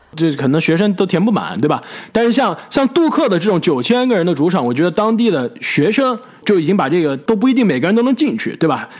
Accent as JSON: {"language": "Chinese", "country": "China", "tie": "born or raised there", "also_born_or_lived": "United States", "moved": "as an adult", "said": "小时候在国内的时候就看篮球可比较多"}